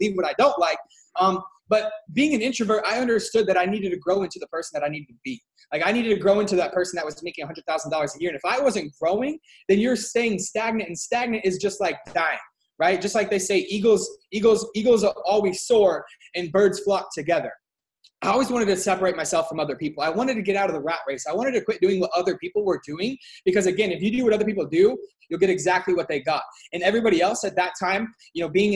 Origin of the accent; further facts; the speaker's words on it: Washington, United States; I'm from Washington State.